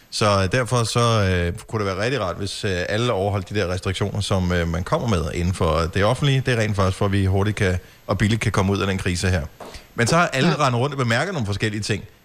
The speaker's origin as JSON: {"language": "Danish", "town": "Bogense", "region": "Southern Denmark", "country": "Denmark", "tie": "born or raised there", "moved": "yes", "said": "der, hvor jeg voksede op i Bogense"}